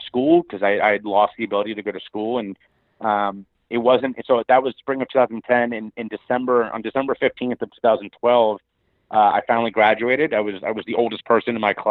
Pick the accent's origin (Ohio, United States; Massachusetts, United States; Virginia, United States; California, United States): Ohio, United States; Cincinnati; my hometown of Cincinnati, Ohio